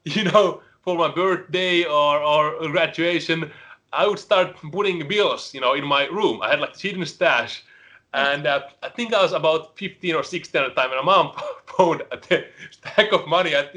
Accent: Helsinki, Uusimaa, Finland; English is a second language; moved away as an adult; now in United States; I'm born and raised in Helsinki, which is the capital

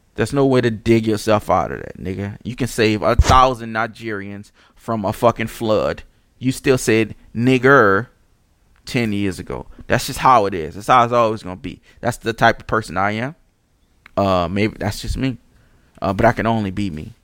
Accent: New Orleans, Louisiana, United States; I'm from Pauline and Saint Claude.

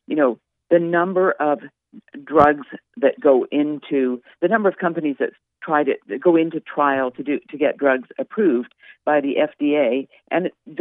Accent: Canada; now in United States; I'm from Canada

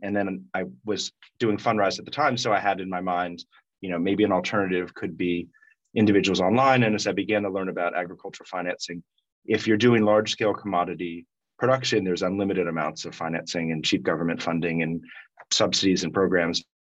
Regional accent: Washington, District of Columbia, United States; I grew up in Washington, D.C., but always kept those ties

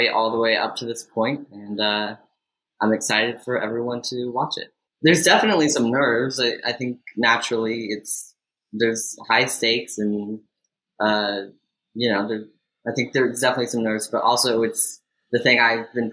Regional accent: Austin, Texas, United States; I am from Austin, Texas

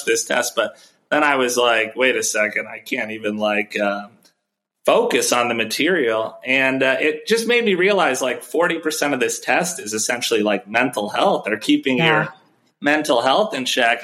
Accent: Chicago, Illinois, United States; I'm from Chicago. I went to law school out in Chicago.

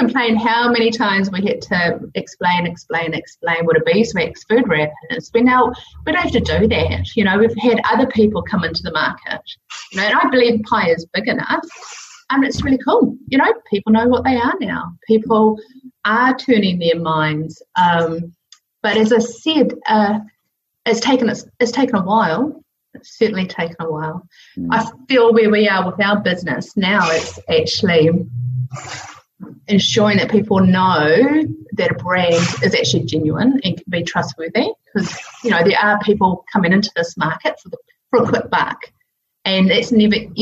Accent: New Zealand; I grew up in New Zealand where we could swim absolutely everywhere and every river, every beach

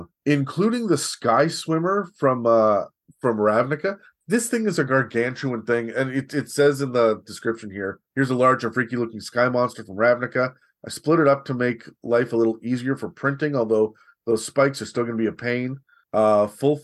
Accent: Canada; Me as a Canadian

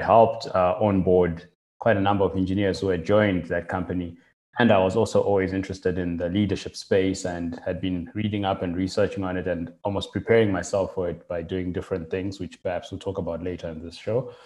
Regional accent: Zimbabwe; moved away as an adult; now in Cape Town, South Africa; so I'm originally from Zimbabwe and got involved and in, got started using computers quite early on, like in primary school

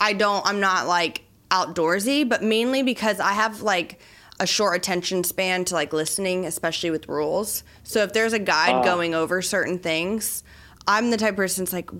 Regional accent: Florida, United States; I'm from Florida and there's a lot of gators

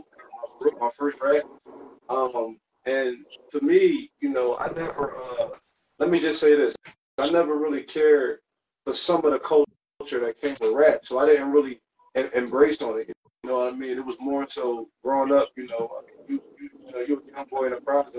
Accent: Philadelphia, Pennsylvania, United States; I'm from Northeast Philly. I'm from Northeast Philly. I done lived all around the city.

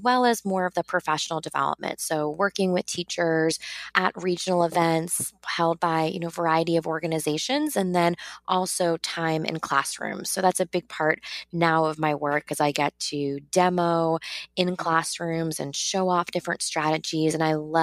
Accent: New York, United States; I am from New York originally, but I taught in South Harlem

